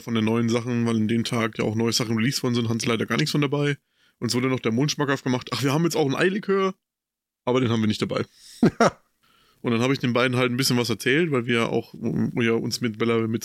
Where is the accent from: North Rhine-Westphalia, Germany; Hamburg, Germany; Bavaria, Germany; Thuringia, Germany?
Bavaria, Germany; Coburg; Bei uns in Coburg